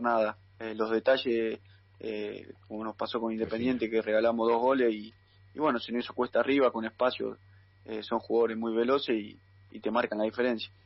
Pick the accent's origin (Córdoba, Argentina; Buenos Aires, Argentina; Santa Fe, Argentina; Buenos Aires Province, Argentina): Santa Fe, Argentina; Carcarañá; now in Junín, Argentina; yo soy de Carcarañá